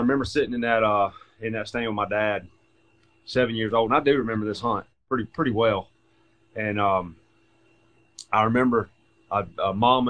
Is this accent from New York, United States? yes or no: no; Thompson, Georgia, United States; also born or lived in Macon, Georgia; from a little town of Thompson, Georgia, in McDuffie County